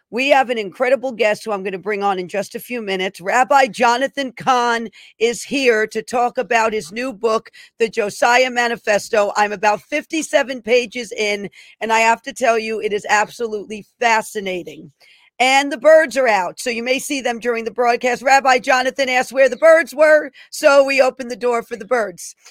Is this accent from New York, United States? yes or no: yes; New York City, New York, United States; born in the Bronx, New York.